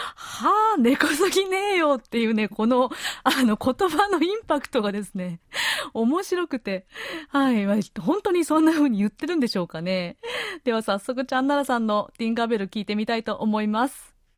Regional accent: Japan; now in South Korea; うちの夫が日本の実家に初めて来た時に

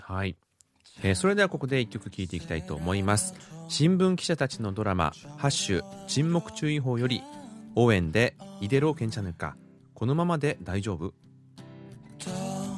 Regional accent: Japan; now in South Korea; 幼少期こう日本にいて

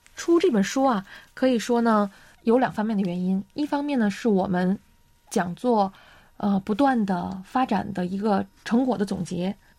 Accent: China; now in South Korea; 我作为一个中国人

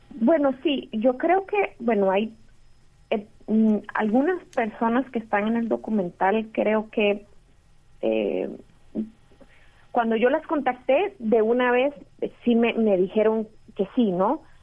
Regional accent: Costa Rica; also born or lived in Mexico; Yo crecí en Costa Rica, eh, también viví en México, en Costa Rica

